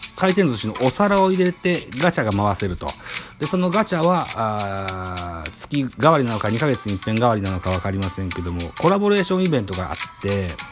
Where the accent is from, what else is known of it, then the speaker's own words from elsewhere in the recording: Shimane, Japan; 僕は島根県出身なんですけど、本当に東の先っぽに住んでて、隣町が鳥取県米子市になるわけですよ